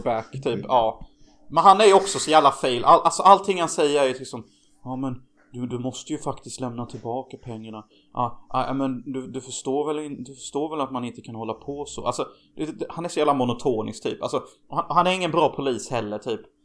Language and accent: Swedish; Hyltebruk, Halland County, Sweden; moved away; där vi kommer ifrån